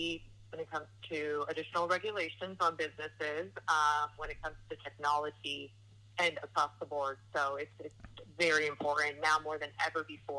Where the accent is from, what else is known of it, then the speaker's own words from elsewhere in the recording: Oakland, California, United States; So I actually was born and raised in Oakland, California, very, very urban area.